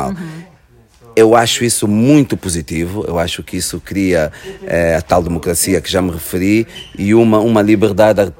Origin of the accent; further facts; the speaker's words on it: Luanda Province, Angola; moved away as an adult; now in Portugal; Porque eu, eu vim de Angola com 18 anos e, e quando emigrei para Portugal eu já era muito angolano, não é?